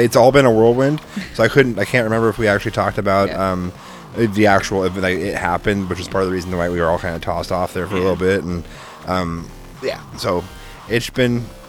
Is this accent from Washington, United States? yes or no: yes; Seattle, Washington, United States; I'm from Seattle.